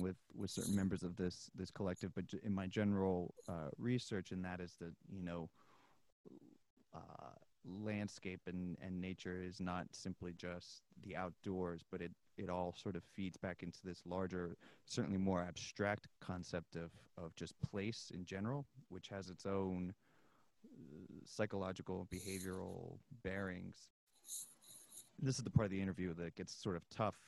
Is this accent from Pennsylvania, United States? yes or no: yes; near Philadelphia, Pennsylvania, United States; moved away as an adult; now in Kansas, United States; I grew up near Philadelphia